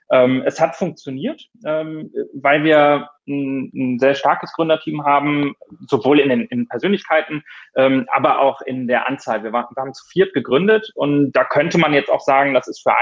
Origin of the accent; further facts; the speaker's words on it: Rhineland, Germany; now in Hamburg, Germany; ähm, ursprünglich aufgewachsen im Rheinland, bin dann ähm, fürs Studium im Ausland gewesen